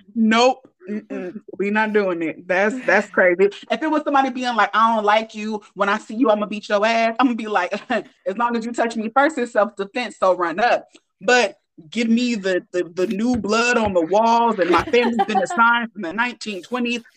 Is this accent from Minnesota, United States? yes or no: no; Oakland, California, United States; I'm from Oakland